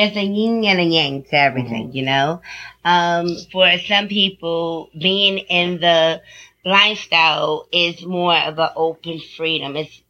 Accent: New York City, New York, United States; And I know growing up in Brooklyn, New York, it was a little bit of a different mind frame on bisexuals being accepted.

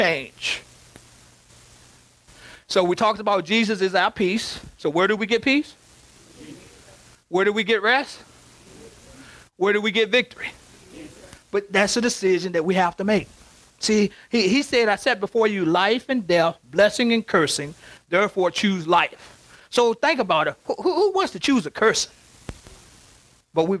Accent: Covington, United States; now in Richmond; Our home place where I grew up in Covington

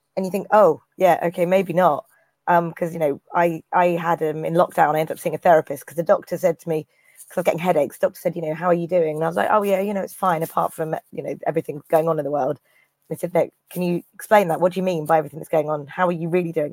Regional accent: Cornwall, South West England, United Kingdom; moved away; I'm from Cornwall, so you know the extreme southwest.

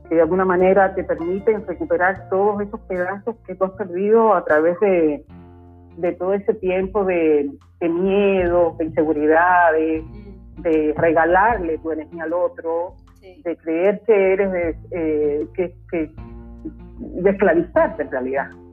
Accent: Cuba; moved away as an adult; also born or lived in southern Chile; now in Chile; yo soy cubana

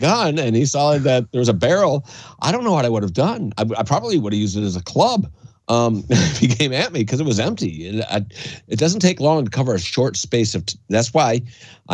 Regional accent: Canada; also born or lived in Gaylord, Michigan, United States; now in United States; I was born in Gaylord, but my father moved me to Canada at a relatively young age. I was still, I think, for grade one. Went to school over in Canada

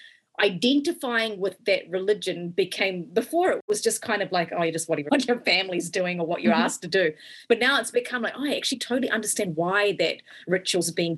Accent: New Zealand; growing up in New Zealand as a kid

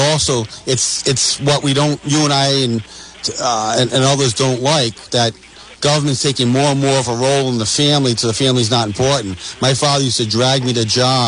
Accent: United States; being American

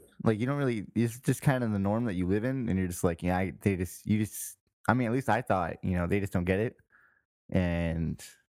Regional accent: Victorville, California, United States; moved away as an adult; I was born and raised there, bro. I think my... Okay, so I left Victorville when I was like 23, and I spent about 19 years there

